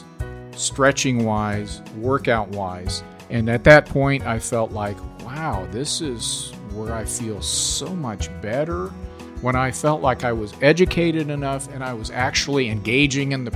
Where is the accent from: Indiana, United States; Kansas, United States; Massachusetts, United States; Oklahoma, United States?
Kansas, United States; Kansas City; I grew up in the Kansas City area and went to school at Shawnee Mission West, on to college at University of Kansas